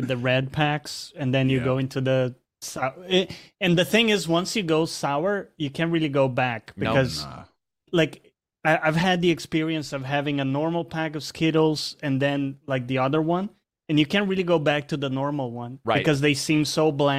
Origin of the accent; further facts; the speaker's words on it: Brazil; born there; because for context, I was born in Brazil. So growing up, there were these like sour balls that you would eat.